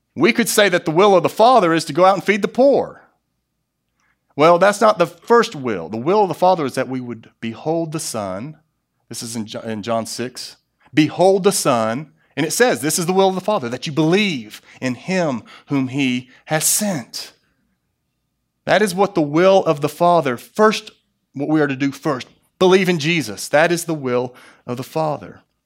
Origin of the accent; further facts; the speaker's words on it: United States; as an American